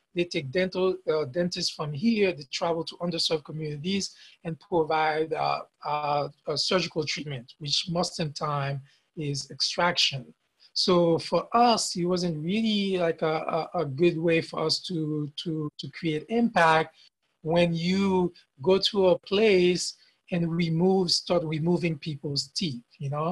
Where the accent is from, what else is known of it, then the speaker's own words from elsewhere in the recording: Haiti; English is a second language; moved away as an adult; now in United States; I came from Haiti, I, am in the US